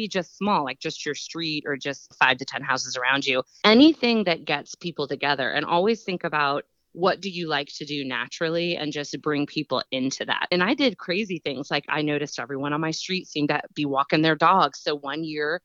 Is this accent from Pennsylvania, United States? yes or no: yes; Pennsylvania, United States; we're from Pennsylvania.